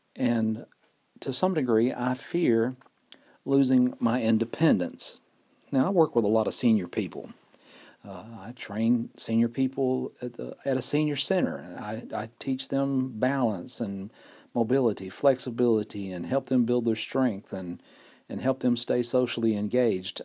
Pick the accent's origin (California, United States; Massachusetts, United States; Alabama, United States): Alabama, United States; Fort Payne; recording here in Fort Payne, Alabama, my hometown